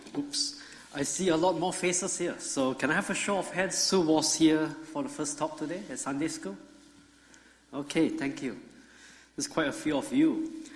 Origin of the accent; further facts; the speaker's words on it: Singapore; moved away as an adult; now in Georgia, United States; I grew up in Singapore